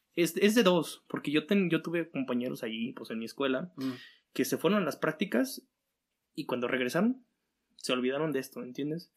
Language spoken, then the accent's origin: Spanish; Aguascalientes, Mexico; vengo de aquí de Aguascalientes, donde es un clima como más fresquecito